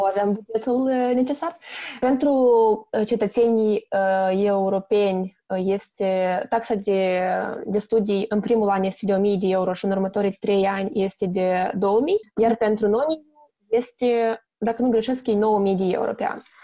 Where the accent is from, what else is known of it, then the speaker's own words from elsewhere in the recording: Chișinău, Moldova; moved away as an adult; now in Netherlands; sunt din Republica Moldova, din orașul Chișinău